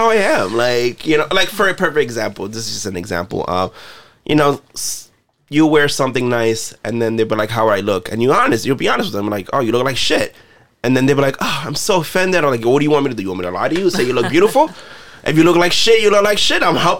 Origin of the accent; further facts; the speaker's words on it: New York City, New York, United States; moved away as an adult; also born or lived in Washington Heights; now in San Francisco, United States; I grew up in New York City.